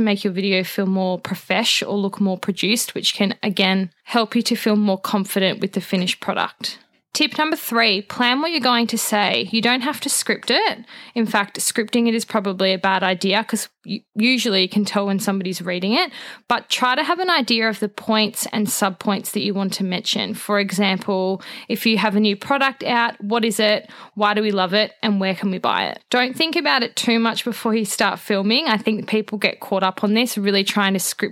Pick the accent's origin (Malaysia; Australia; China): Australia; being Australian